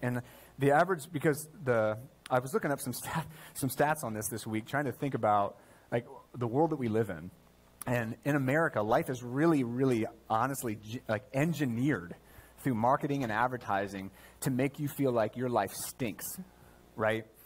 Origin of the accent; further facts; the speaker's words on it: United States; as an American